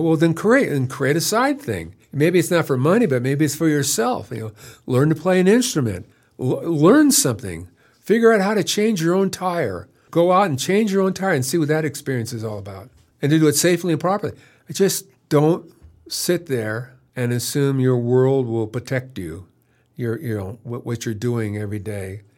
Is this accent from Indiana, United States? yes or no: no; San Jose, California, United States; moved away as an adult; also born or lived in Long Beach; now in Warm Springs, United States; I was raised Roman Catholic in San Jose